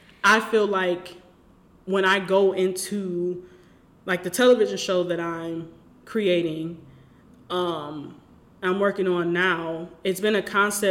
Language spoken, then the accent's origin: English; Detroit, Michigan, United States; I'm from Detroit, born and raised.